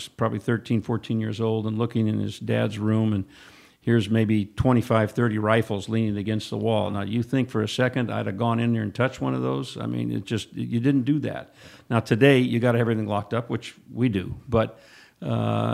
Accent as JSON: {"language": "English", "town": "Santa Rosa", "region": "California", "country": "United States", "tie": "born or raised there", "also_born_or_lived": "Napa", "said": "Right here in Sonoma County, in Santa Rosa primarily"}